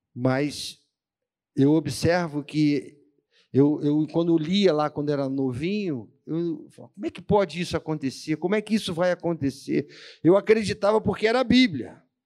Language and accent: Portuguese; Rio de Janeiro, Brazil; accent: carioca, malandreado; Eles acham o nosso sotaque diferentão, né? aquele sotaque meio malandreado